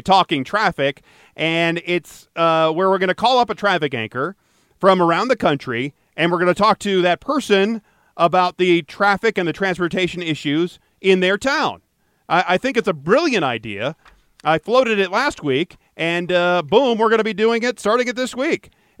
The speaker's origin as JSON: {"language": "English", "town": "Detroit", "region": "Michigan", "country": "United States", "tie": "born or raised there", "said": "My hometown of Detroit, Michigan."}